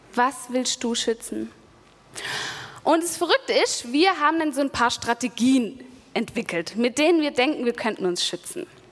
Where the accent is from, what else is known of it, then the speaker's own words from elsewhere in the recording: Germany; now in Stuttgart, Germany; an dem Bodensee, wo ich aufgewachsen bin